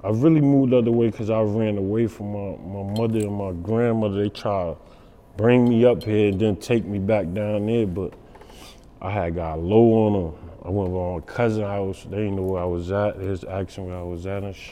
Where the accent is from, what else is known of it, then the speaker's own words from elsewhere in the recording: Paterson, New Jersey, United States; also born or lived in South Carolina; I'm from the Fourth Ward, Patterson, Governor Street, the Red Zone